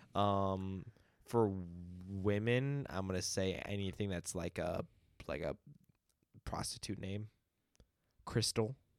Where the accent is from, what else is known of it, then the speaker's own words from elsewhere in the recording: United States; we answer the state instead of the country